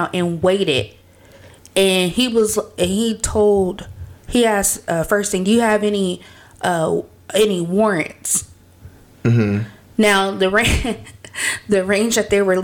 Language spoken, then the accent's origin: English; California, United States; I'm from California.